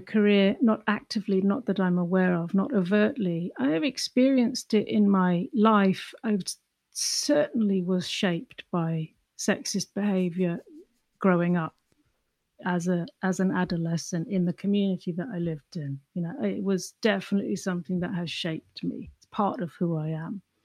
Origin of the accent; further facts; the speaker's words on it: England, United Kingdom; accent: English; moved away as an adult; also born or lived in London / Ireland; now in New York, United States; Growing up in England, you know, a small, dark, crowded, grumpy island